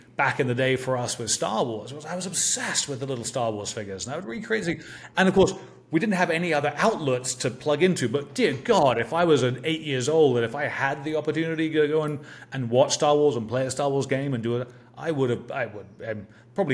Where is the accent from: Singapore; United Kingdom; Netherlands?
United Kingdom; England; for me growing up in England